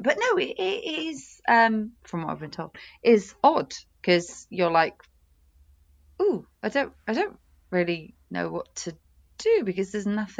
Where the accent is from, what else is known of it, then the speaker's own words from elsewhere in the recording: United Kingdom; also born or lived in Oxford; as a British woman